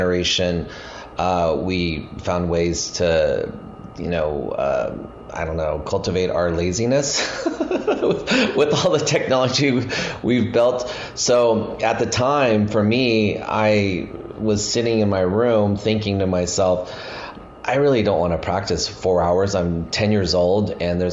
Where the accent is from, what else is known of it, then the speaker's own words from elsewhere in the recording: Reno, Nevada, United States; moved away as an adult; also born or lived in Montana / Bay Area, California; I was born in Montana. I grew up in Reno, Nevada.